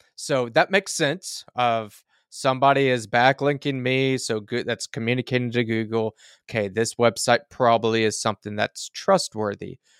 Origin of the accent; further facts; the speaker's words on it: rural Oklahoma, United States; I'm in a, a somewhat rural Oklahoma